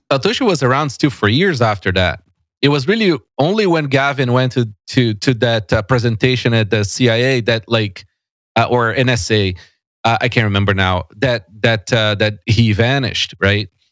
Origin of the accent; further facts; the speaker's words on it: São Paulo, Brazil; moved away as an adult; now in Canada; I was born and raised in São Paulo